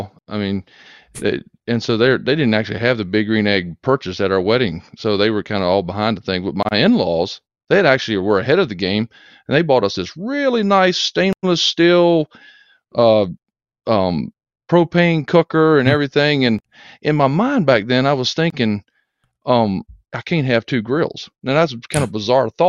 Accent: Augusta, Georgia, United States; I grew up in Augusta, Georgia

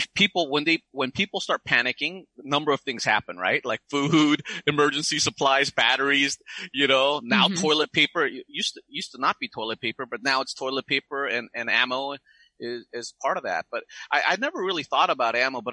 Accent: United States; I'm Korean American

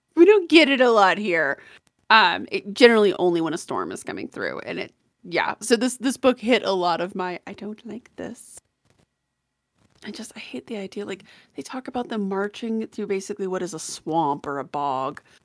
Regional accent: Colorado, United States; I'm from Colorado

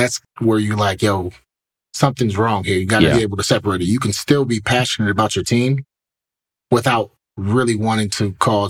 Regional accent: Cleveland, Ohio, United States; Growing up in Cleveland

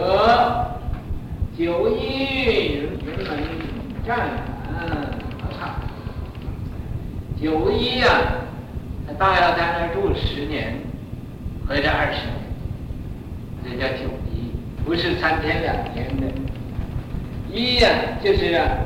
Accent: Northeast China, China; accent: Northeastern Mandarin; 我这也不知道我讲的是国语呀、啊，是东北话。他们有人说我是东北的国语，我又觉得我东北根本没有东北。

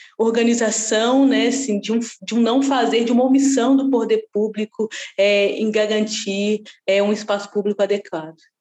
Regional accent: Lagoinha, Minas Gerais, Brazil; eu sou nascida e criada ali na Lagoinha

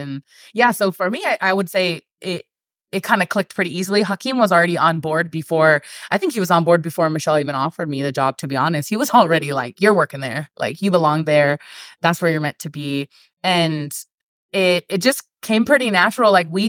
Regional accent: California, United States; now in Northern Nevada, United States; Like, we're from Southern California. And so if you know anything about people from Southern California, like, that's your whole personality. Like, when you grow up in a beach city like we did, that's who you are.

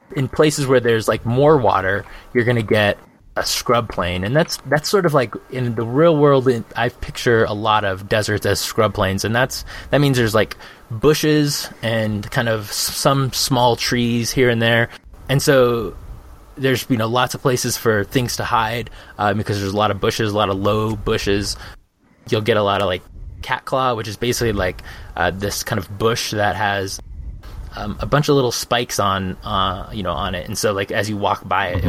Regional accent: Phoenix, Arizona, United States; moved away; I'm from Phoenix. Um, I lived there for um, for 30 years

